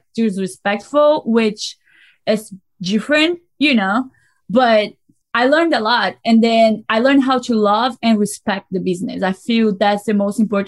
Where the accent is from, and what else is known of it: Brazil; English is a second language; moved away as an adult; now in United States